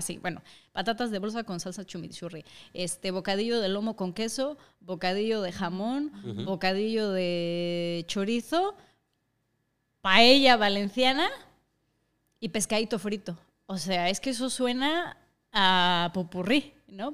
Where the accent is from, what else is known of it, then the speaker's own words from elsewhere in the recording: Mexico; moved away as an adult; also born or lived in Asturias; now in Madrid, Spain; soy mitad y mitad, que soy mitad asturiana, mitad mexicana